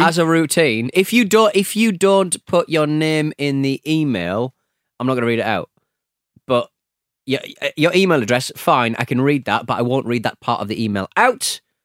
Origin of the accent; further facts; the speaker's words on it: United Kingdom; a British polite gentleman